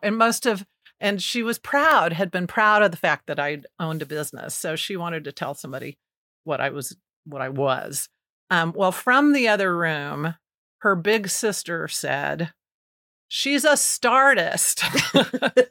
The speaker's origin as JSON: {"language": "English", "town": "Kansas City", "region": "Missouri", "country": "United States", "tie": "born or raised there", "said": "my mom moved us here to take a job at the Kansas City Star as a typesetter"}